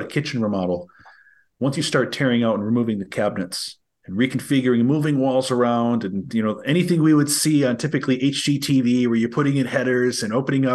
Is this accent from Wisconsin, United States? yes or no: yes; Green Bay, Wisconsin, United States; I'm from Green Bay, Wisconsin